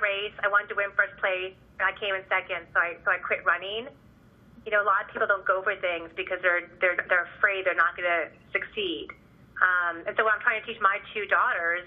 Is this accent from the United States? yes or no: yes; Tiburon, California, United States; my hometown, of all things, in Tiburon, California